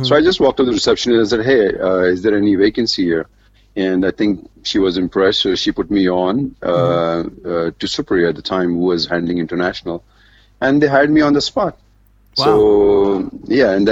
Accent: Mumbai, Maharashtra, India; also born or lived in Dubai; growing up in Bombay, my dad died when I was 7.

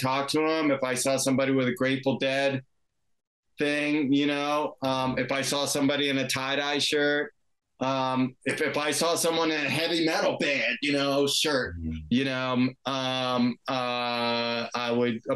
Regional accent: Washington, District of Columbia, United States; moved away as an adult; also born or lived in California; I grew up in Washington, D.C. area, and I went to college in California

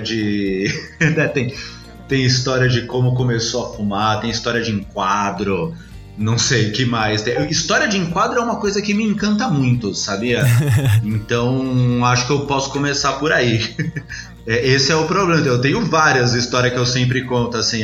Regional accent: São Paulo, Brazil; eu cresci na Zona Sul. né? Lá no, nos Cafundó, na Zona Sul, Capão Redondo

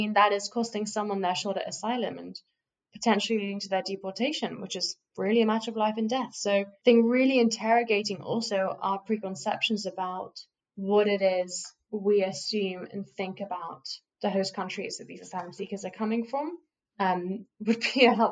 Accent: United Kingdom; like I, as a British citizen, if I needed to go to the hospital

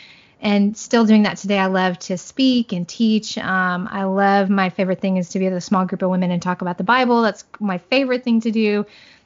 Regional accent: Southern Indiana, United States; moved away as an adult; also born or lived in Central Florida; now in Florida, United States; I'm a Hoosier girl. I grew up in Southern Indiana, small town girl, but we currently live in Central Florida

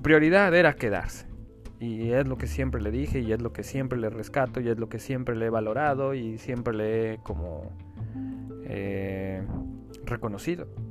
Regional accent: Mexico; moved away as an adult; soy mexicano

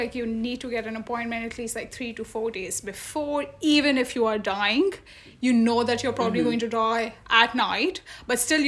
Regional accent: Delhi, India; moved away as an adult; now in Berlin, Germany; I am from Delhi, from India, and it's been almost 1.5 years for me here.

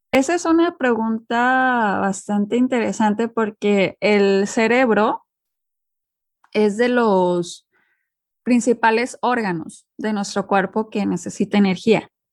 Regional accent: Monterrey, Nuevo León, Mexico; moved away as an adult; viviendo fuera de México ya tengo pues ahora sí que pues más de 10 años

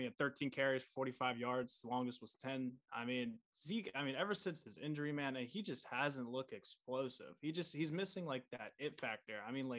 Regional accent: Virginia, United States; I'm from Virginia, East Coast, born and raised.

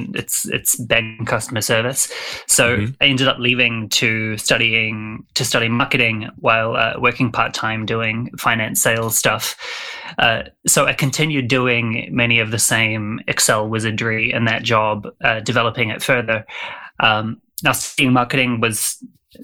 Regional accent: New Zealand; I'm from New Zealand, so apologies to any of your listeners who struggle with the accent

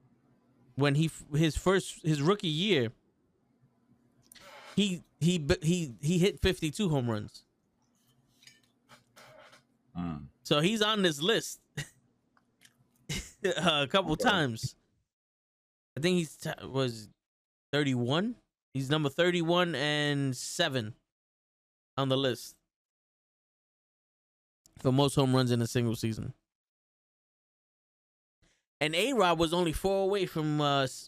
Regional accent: New York City, New York, United States; I'm from the Bronx

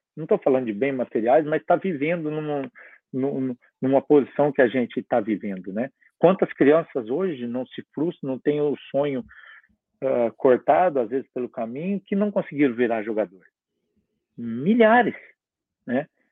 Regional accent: south of Minas Gerais, Brazil; moved away; eu sou do sul de Minas

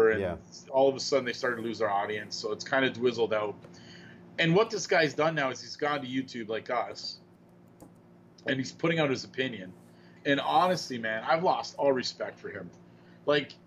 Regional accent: Canada; being Canadian

